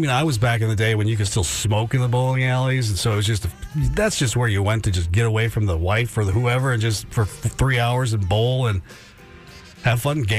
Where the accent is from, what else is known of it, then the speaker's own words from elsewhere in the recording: Midwest, United States; moved away; I'm from the Midwest